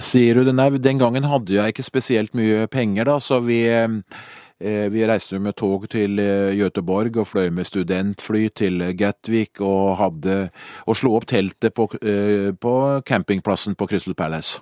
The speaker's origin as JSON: {"language": "Norwegian", "town": "Skedsmo", "region": "Akershus", "country": "Norway", "tie": "born or raised there", "said": "så satt jeg hjemme i Skedsmo"}